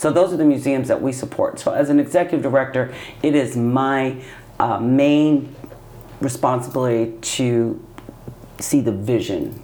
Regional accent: Utah, United States; I grew up in Utah.

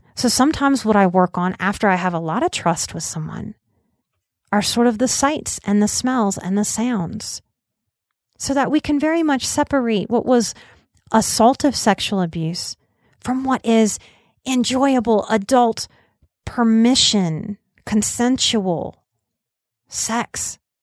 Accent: New Orleans, Louisiana, United States; I also had the mixed messaging of growing up in New Orleans

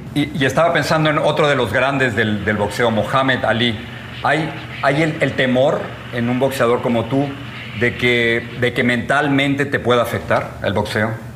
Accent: Mexico; now in United States

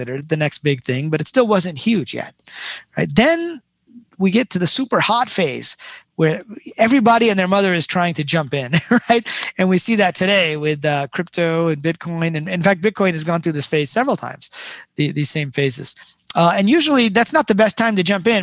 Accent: Detroit, Michigan, United States; I grew up in Detroit

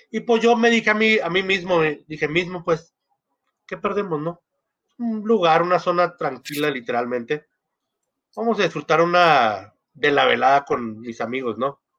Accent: Argentina; Eh, soy argentino.

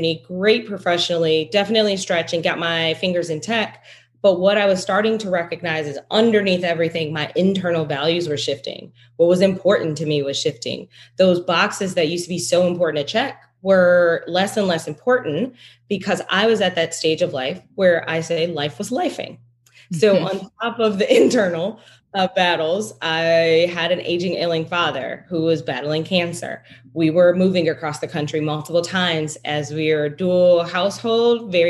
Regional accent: Detroit, Michigan, United States; I'm originally from Detroit

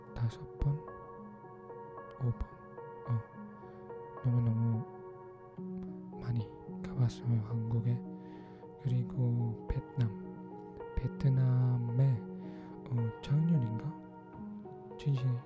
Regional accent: Philippines; Korean is a second language; 저는 필리핀 사람이에요

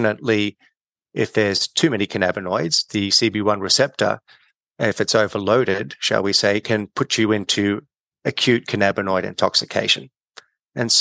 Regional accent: Australia; moved away as an adult; also born or lived in California; I'm Australian. I started my career back at Sydney University undergrad

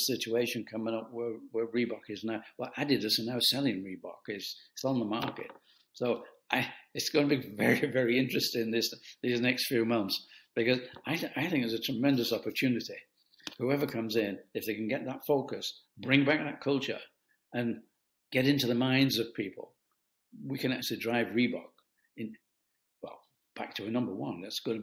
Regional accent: United Kingdom; I'm a Brit, I'm a European

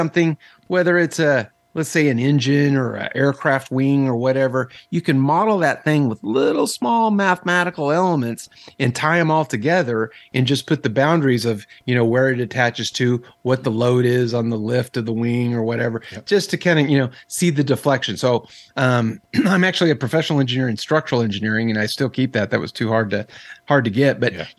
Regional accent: Texas, United States; born there; So I was born in Texas.

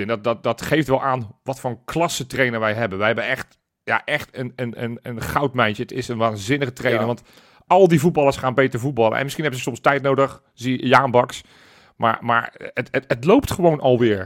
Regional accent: Netherlands; wij zijn Nederlanders

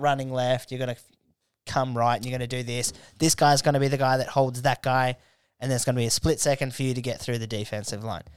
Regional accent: Canberra, Australian Capital Territory, Australia; growing up in Canberra

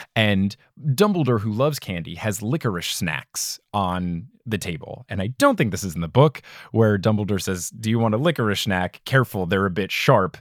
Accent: United States; as an American

